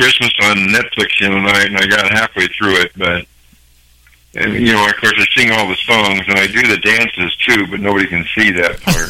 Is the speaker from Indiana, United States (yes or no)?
yes; Indiana, United States; I'm from Indiana